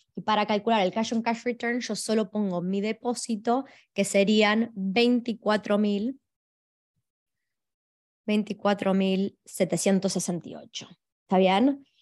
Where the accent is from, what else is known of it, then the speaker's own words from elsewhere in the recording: Argentina; now in Australia; hablo de Argentina, que es de donde vengo